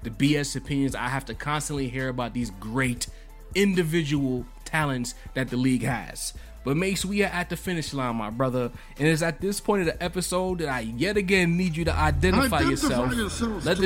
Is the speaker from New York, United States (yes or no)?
yes; New York City, New York, United States; I'm from Brooklyn